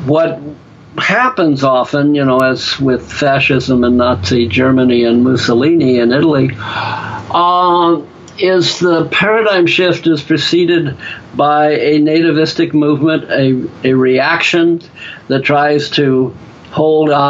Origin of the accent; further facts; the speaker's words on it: Ireland; just because I'm an Irishman with the gift of gab